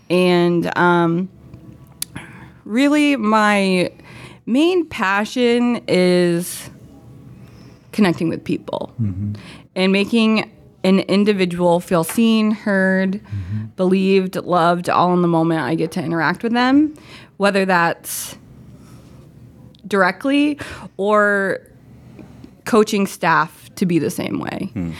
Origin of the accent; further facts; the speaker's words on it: Crystal River, Florida, United States; Okay, so I am from the Tampa Bay area originally. I'm actually from Crystal River, Florida, up in Citrus County.